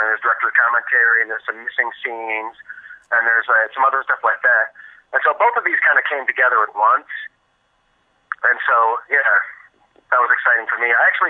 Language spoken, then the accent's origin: English; Milan, Michigan, United States; I am. I'm from, right now I'm calling from Milan, Michigan, which is just south of Ann Arbor